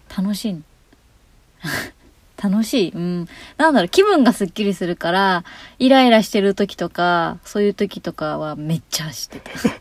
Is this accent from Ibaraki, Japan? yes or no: no; Izu, Shizuoka, Japan; 私は静岡県の伊豆が出身です